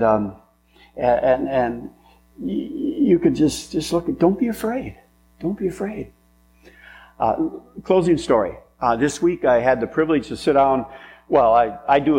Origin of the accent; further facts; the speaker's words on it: French Lake, United States; I grew up in French Lake